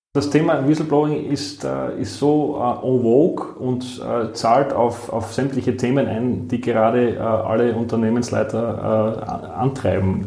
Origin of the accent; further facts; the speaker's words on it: southern Styria, Austria; moved away as an adult; now in Vienna, Austria; Ich bin selbst aus der Südsteiermark